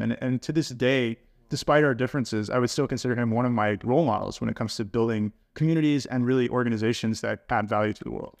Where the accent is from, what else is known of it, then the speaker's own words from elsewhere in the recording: United States; moved away as an adult; also born or lived in Texas; now in Sweden; I am an American living in Sweden now for five years